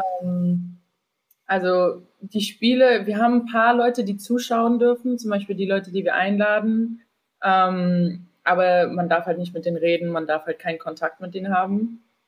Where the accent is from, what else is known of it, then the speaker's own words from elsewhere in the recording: Germany; accent: German; moved away; also born or lived in Manhattan, New York, United States; als Deutsche in San Diego